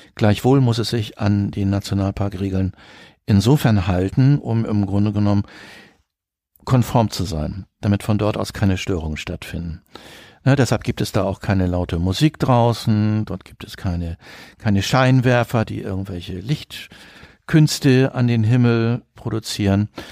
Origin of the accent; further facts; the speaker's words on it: Northern Germany, Germany; now in Cologne, Germany; Ich bin gebürtiger Norddeutscher, der jetzt seit mehreren Jahrzehnten in Köln wohnt